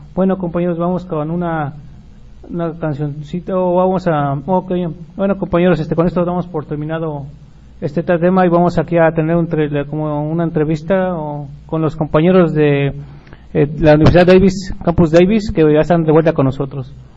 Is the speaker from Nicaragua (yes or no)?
no; Mexico; nosotros como mexicanos